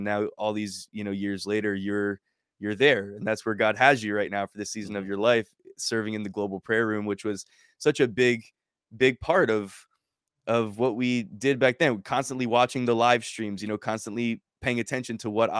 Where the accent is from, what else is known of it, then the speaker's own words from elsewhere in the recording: United States; being obviously an American and being in another nation and far from, you know, how I grew up and my culture